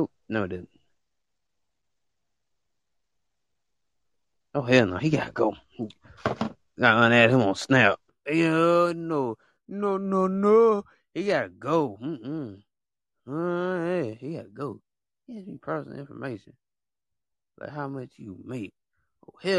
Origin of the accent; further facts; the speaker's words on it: United States; I was born in the United States